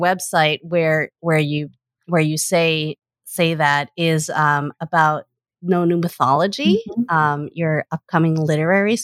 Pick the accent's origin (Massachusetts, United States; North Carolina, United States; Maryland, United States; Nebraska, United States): Massachusetts, United States; Boston; I was born in Boston